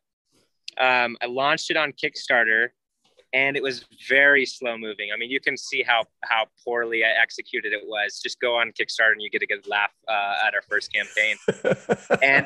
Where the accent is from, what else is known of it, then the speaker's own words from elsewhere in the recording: Arizona, United States; moved away; I grew up in Arizona